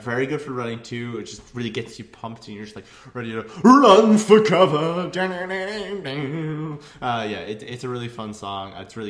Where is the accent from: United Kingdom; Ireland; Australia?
Ireland; That was a pun. Irish. Because I'm fucking Irish, so.